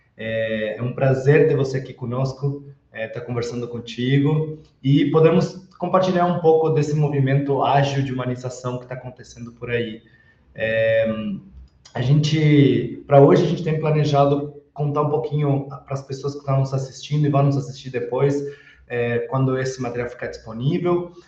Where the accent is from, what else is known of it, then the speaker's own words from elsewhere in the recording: Uruguay; Portuguese is a second language; aproveito para pedir desculpas para algum portunhol que soltar, sou uruguaio, e sempre que falo em português vem alguma coisinha ali